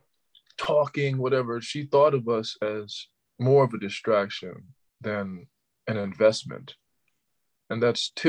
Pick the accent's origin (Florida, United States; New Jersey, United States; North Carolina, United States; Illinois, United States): Florida, United States; Orlando; I'm from Orlando